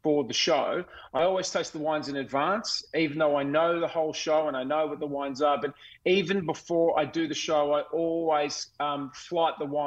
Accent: Melbourne, Victoria, Australia; I actually grew up not far from the Yarra Valley. I grew up in the Diamond Valley.

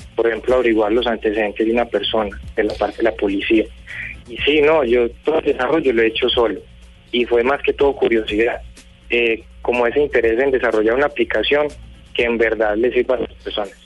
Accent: Colombia; yo como ciudadano colombiano

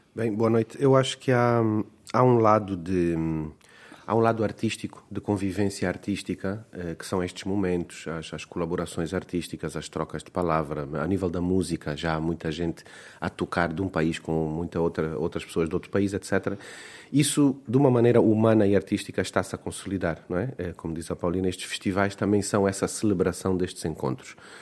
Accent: Luanda, Luanda Province, Angola; first language Portuguese; Eu nasci em Luanda, num contexto urbano, eh, plenamente cercado e, e, até refugiado na língua, na língua portuguesa. É mesmo a minha língua materna.

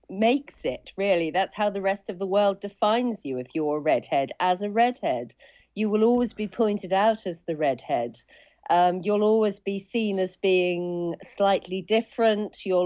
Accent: Suffolk, East of England, United Kingdom; But I grew up in Suffolk like …. I went to a small village school like ….

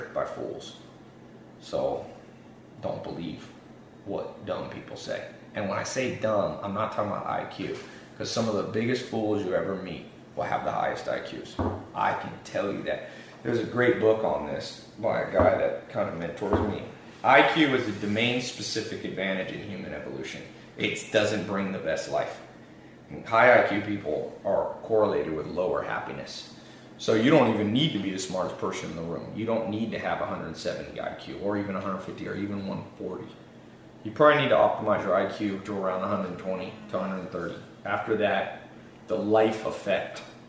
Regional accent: Long Beach, California, United States; I was born in Long Beach, Compton area

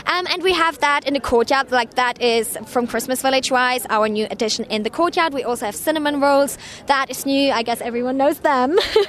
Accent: Germany; now in Philadelphia, United States; I'm from Germany

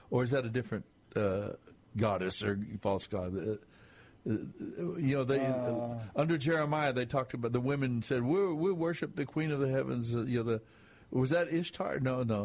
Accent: West Texas, United States; I was raised in West Texas.

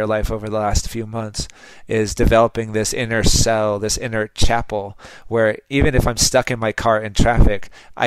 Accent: Los Angeles, California, United States; I'm from Los Angeles

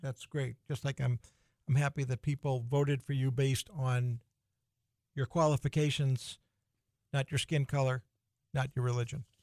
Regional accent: Boston, Massachusetts, United States; moved away as an adult; now in North Dakota, United States; I grew up in the Boston area

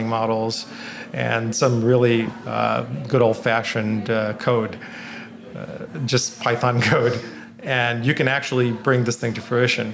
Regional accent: Bangladesh; moved away; I grew up in Bangladesh

